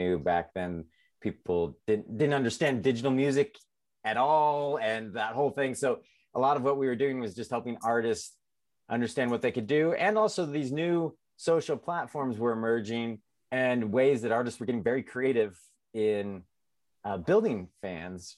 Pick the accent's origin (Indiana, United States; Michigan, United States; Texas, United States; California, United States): California, United States; San Diego; moved away as an adult; also born or lived in Nashville; now in Portland, United States; I'm originally from San Diego.